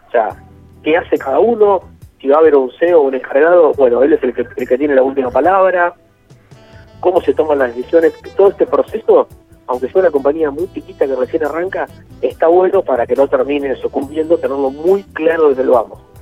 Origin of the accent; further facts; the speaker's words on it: Rivera, Buenos Aires Province, Argentina; Yo soy de la zona, soy de Rivera, por ahí más o menos cerca.